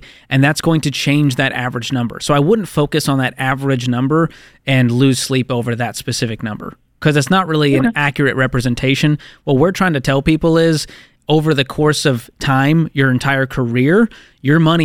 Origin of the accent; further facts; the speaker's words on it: Boston, Massachusetts, United States; I'm from Boston